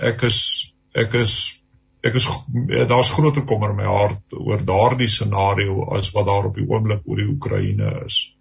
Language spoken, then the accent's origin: Afrikaans; South Africa; ons as Suid-Afrikaners